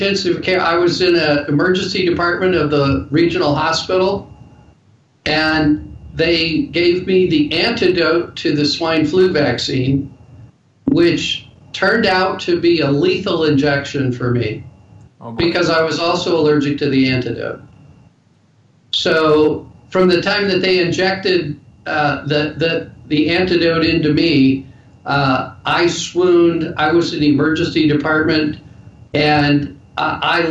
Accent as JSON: {"language": "English", "town": "Denver", "region": "Colorado", "country": "United States", "tie": "born or raised there", "said": "I was born and raised in Denver, Colorado"}